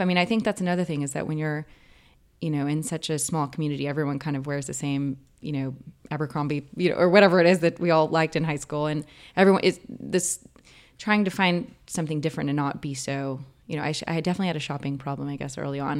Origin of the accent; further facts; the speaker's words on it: Vernon, Texas, United States; now in California, United States; growing up where I grew up in Vernon, Texas